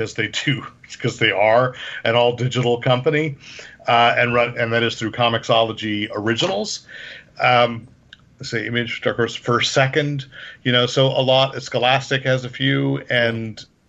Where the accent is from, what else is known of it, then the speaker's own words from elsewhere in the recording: Sunnyvale, California, United States; I was just in Sunnyvale last week, my hometown